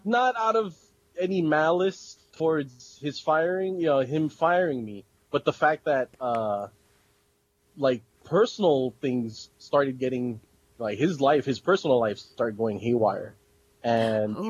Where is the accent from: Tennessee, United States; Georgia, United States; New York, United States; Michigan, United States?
New York, United States; moved away; a little kid that would go in there and buy fan subs up in Chinatown because I'm originally from New York